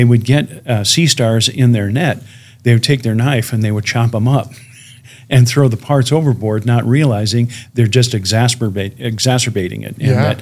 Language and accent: English; Chicago, Illinois, United States; my hometown of Chicago